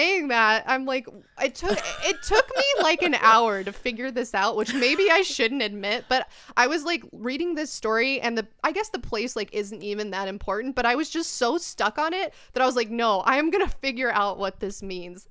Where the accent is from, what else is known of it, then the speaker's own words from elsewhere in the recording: United States; I'm American and we're like a very simple folk